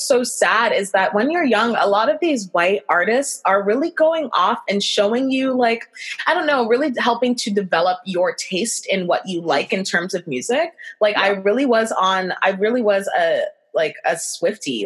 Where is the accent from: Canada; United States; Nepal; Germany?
Canada; Brampton, Ontario; I grew up in Brampton